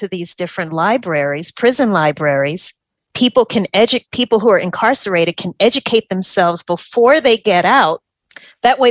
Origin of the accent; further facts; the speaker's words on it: Louisiana, United States; moved away as an adult; also born or lived in New Orleans; now in Atlanta, United States; I am from Louisiana.